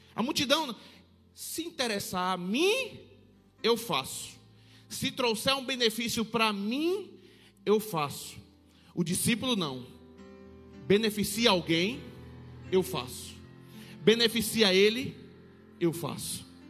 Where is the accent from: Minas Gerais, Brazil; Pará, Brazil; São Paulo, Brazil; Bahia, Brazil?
Bahia, Brazil; Salvador; now in Petrolina, Brazil; mas sou nascido em Salvador. Nascido e criado na boca do rio